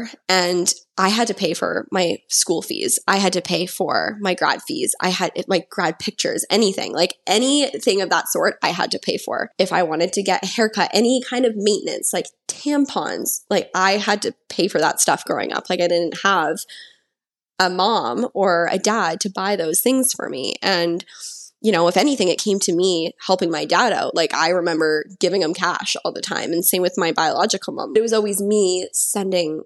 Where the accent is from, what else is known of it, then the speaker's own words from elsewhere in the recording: Kamloops, British Columbia, Canada; moved away; I went to university in my hometown in Kamloops at TRU for 2 years